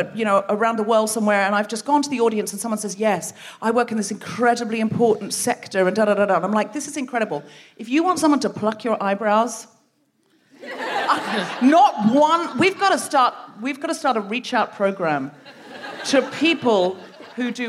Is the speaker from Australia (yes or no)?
yes; Australia; now in London, United Kingdom; I'm myself originally from Australia